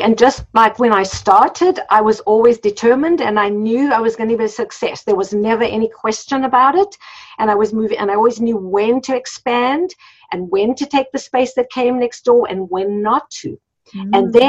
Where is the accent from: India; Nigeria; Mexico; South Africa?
South Africa; moved away as an adult; So when we came from South Africa, we came with very little money. I had two young children and my husband had been a pharmacist in South Africa, but he wasn't licensed here